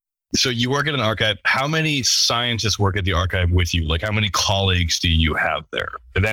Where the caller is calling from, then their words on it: Scotland, United Kingdom; I'm calling from Scotland, which looks about as depressing as possible outside.